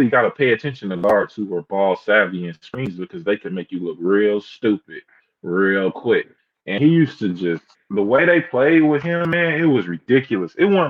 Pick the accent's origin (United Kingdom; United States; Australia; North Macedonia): United States; Atlanta, Georgia; Because I'm from Atlanta, so I ain't know.